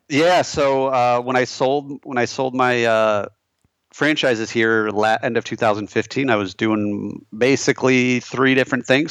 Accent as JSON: {"language": "English", "region": "Michigan", "country": "United States", "tie": "born or raised there", "also_born_or_lived": "Chicago", "moved": "as an adult", "said": "I'm a fellow Michigander, so I grew up in Michigan, lived there my whole life until, uh, graduating from college in two thousand seven"}